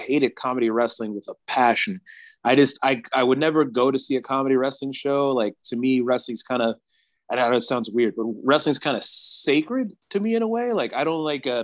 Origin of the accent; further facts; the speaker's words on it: South Carolina, United States; now in California, United States; South Carolina is where I'm from originally